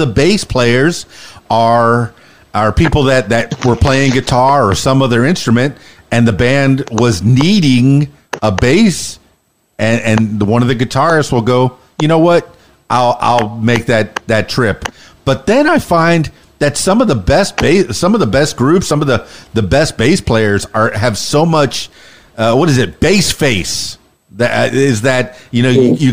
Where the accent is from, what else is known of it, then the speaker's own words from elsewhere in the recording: Miami, Florida, United States; moved away as an adult; now in Arkansas, United States; I'm half Cuban, so bilingual is very familiar to me. I'm from Miami, Florida